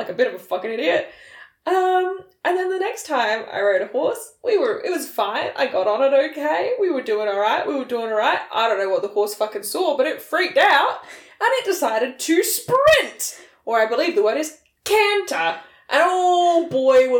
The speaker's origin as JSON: {"language": "English", "country": "Australia"}